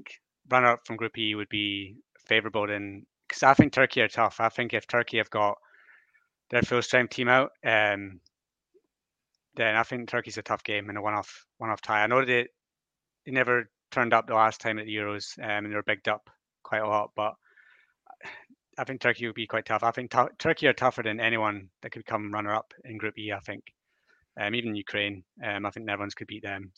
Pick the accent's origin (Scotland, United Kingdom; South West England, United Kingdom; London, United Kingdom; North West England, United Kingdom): Scotland, United Kingdom; I am Scottish